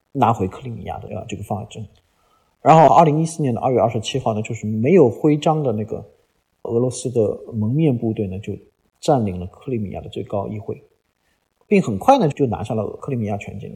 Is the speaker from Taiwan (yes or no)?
no; China; 我们中国人是非常非常熟悉类似的历史的